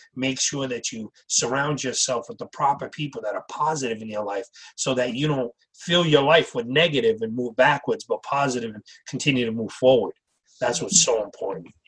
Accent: Wareham, Massachusetts, United States; I grew up in Wareham, uh, Massachusetts, uh, as a young kid.

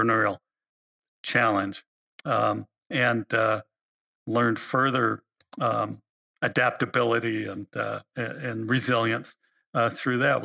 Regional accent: Alaska, United States; I was born in Alaska

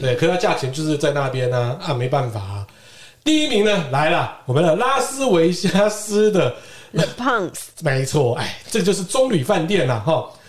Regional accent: Keelung, Taiwan; 对我们基隆人来讲

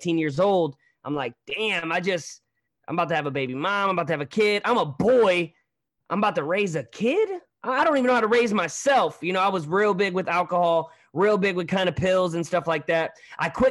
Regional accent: Hazelwood, Missouri, United States; also born or lived in Hollywood, California; I'm from St. Louis, but a little town called Hazelwood

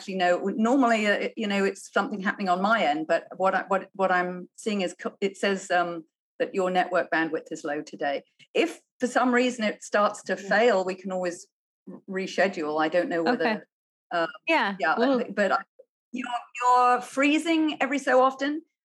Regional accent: United Kingdom; moved away as an adult; also born or lived in China; now in United States; I'm a Brit.

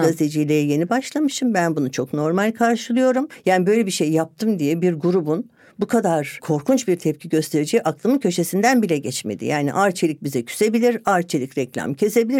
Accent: Ankara, Turkey; born or raised there; moved away as an adult

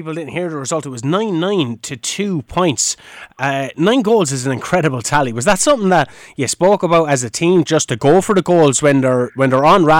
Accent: County Kilkenny, Ireland; I know that we have to remain neutral somewhat, but sure, because we're from Kilkenny as well

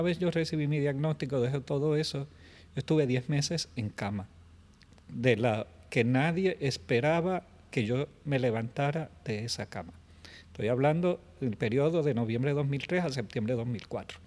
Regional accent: Puerto Rico; moved away as an adult; also born or lived in San Juan metropolitan area, Puerto Rico; retornar entonces a mi pueblo porque familia sigue siendo familia

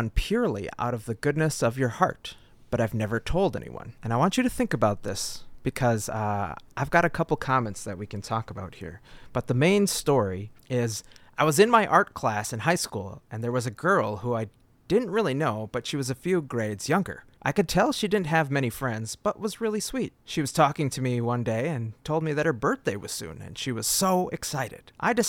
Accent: United States; I think as an American

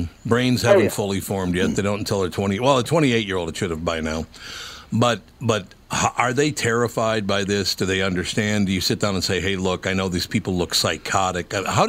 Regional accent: Canada; Well, I'm Canadian.

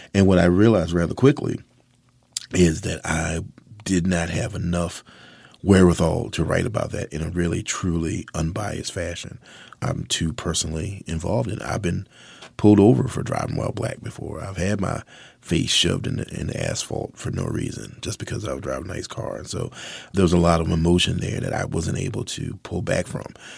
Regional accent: Mathews County, Virginia, United States; I'm a southerner, born and bred. I was raised in Virginia. I was born in Matthews County

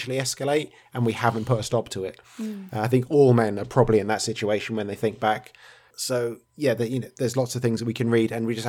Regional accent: England, United Kingdom; being so English

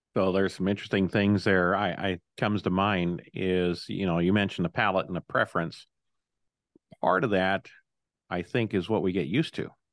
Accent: Illinois, United States; my home state of Illinois

